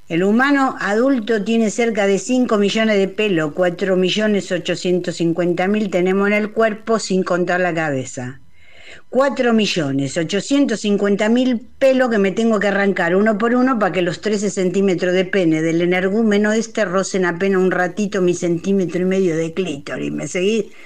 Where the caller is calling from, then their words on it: Coghlan, Buenos Aires, Argentina; de Iturral de Coglan.